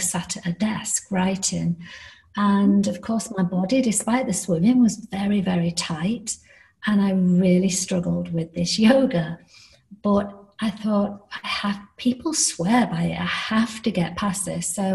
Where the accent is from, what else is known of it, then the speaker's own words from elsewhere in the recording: United Kingdom; accent: British; moved away; also born or lived in Miami, United States; I am British, as you can tell by my accent.